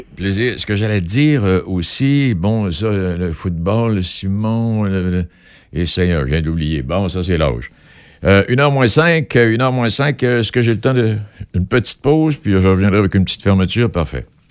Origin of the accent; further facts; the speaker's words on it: Pont-Rouge, Quebec, Canada; j'ai grandi à Pont-Rouge